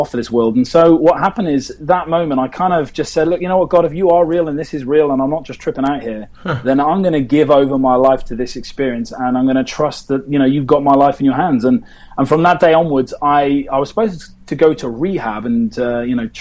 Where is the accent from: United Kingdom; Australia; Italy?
United Kingdom; England; being British